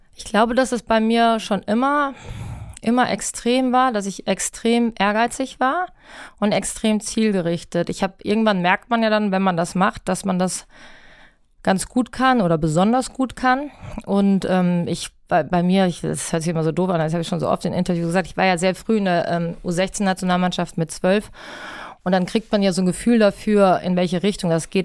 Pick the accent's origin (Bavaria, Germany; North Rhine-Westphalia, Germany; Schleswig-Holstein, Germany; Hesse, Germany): Hesse, Germany; Rüsselsheim; now in Hamburg, Germany; ich bin in Rüsselsheim groß geworden